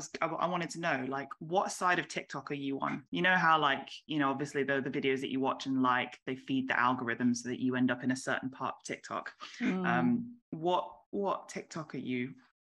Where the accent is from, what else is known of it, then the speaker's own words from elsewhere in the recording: Warrington, North West England, United Kingdom; I'm from Manchester, but not really. I'm from Warrington